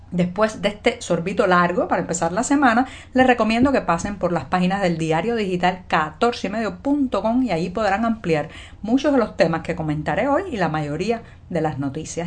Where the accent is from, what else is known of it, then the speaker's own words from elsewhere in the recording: Cuba; cubana, periodista ciudadana.